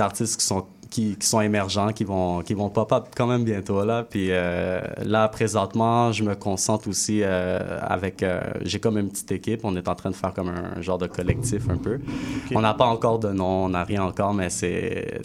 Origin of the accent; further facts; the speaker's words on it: Quebec, Canada; also born or lived in Haiti; je suis haïtien québécois